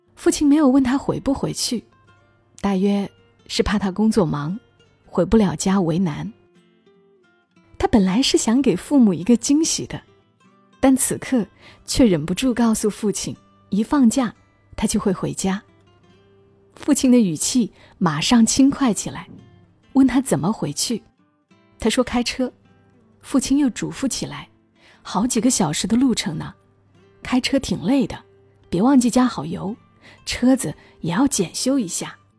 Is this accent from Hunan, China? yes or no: yes; Hunan, China; 在我的老家湖南，夏天炎热，冬天寒冷